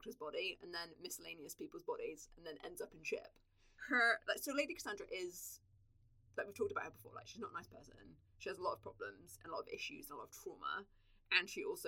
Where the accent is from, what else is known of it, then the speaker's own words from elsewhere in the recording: England, United Kingdom; accent: English; moved away as an adult; now in New Zealand; I sound as English as